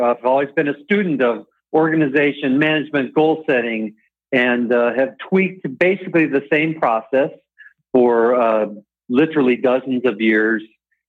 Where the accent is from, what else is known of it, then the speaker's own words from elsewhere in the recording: Champaign, Illinois, United States; I grew up in Champaign, Illinois, home of the Fighting Illini